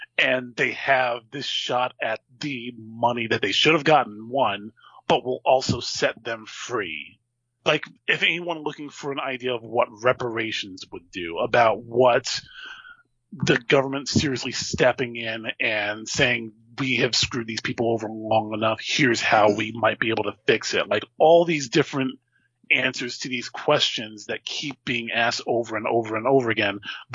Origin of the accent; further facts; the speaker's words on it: New Jersey, United States; I grew up in Jersey